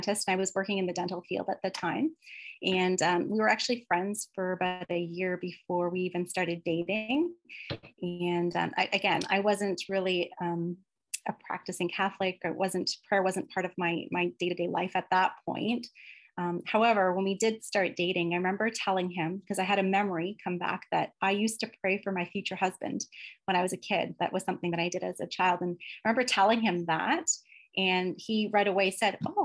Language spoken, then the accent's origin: English; London, Ontario, Canada; I moved to London, Ontario when I was about 3 years old, and so I've lived there for most of my life.